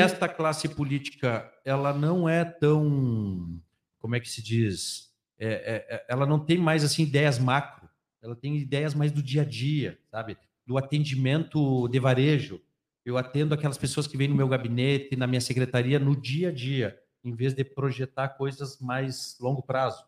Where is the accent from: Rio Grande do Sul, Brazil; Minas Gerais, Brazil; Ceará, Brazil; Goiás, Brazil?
Rio Grande do Sul, Brazil; accent: sotaque da fronteira; Com esse sotaque da fronteira